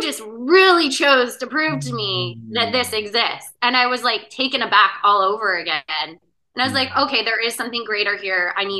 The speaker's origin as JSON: {"language": "English", "town": "Spokane", "region": "Washington", "country": "United States", "tie": "born or raised there", "moved": "as an adult", "said": "In Spokane, Washington."}